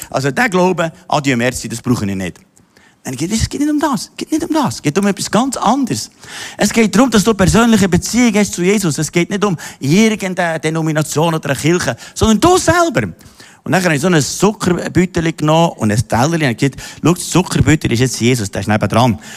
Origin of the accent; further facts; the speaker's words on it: Austria; Ich bin in Österreich im Katholischen aufgewachsen